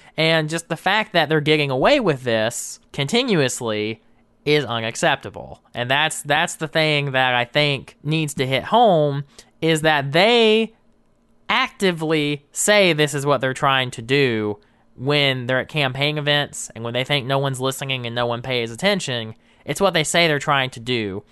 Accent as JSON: {"language": "English", "region": "South Georgia", "country": "United States", "tie": "born or raised there", "said": "I'm born and raised in Georgia, but all my family's from West Virginia"}